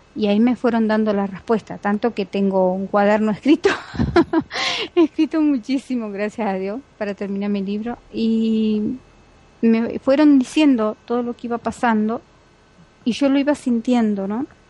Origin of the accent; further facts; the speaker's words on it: Argentina; soy argentina